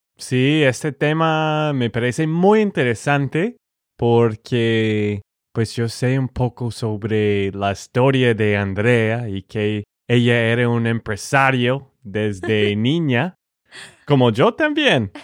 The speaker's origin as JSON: {"language": "Spanish", "region": "Texas", "country": "United States", "said": "de Texas, Estados Unidos"}